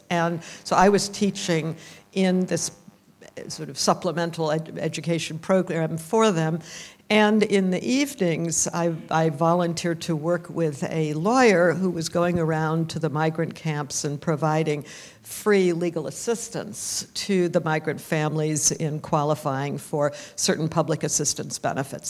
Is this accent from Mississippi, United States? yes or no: no; Vermont, United States; I am from Vermont, and my family's mostly Canadian, but I grew up in Vermont